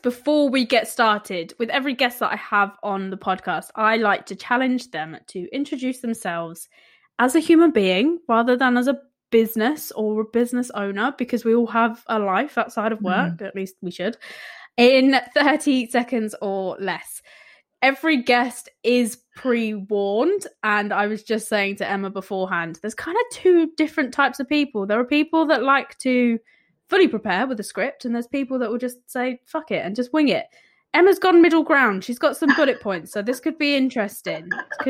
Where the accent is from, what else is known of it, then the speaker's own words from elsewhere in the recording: London, United Kingdom; born there; also born or lived in village; And it sounds really daft because I was born in East London, but raised kind of village life.